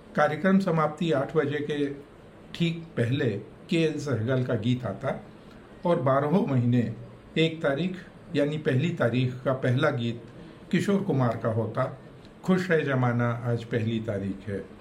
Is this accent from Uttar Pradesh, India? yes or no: no; Akaltara, Chhattisgarh, India; हमारा गांव अकलतरा सिनेमचियों का गांव कहा जा सकता है